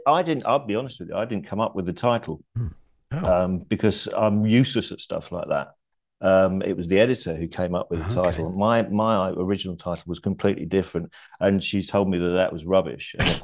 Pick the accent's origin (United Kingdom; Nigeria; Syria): United Kingdom; King's Lynn, East of England; also born or lived in Blackburn; I was born in Blackburn, but we moved out of Blackburn when I was 7, and we moved to King's Lynn near Norwich.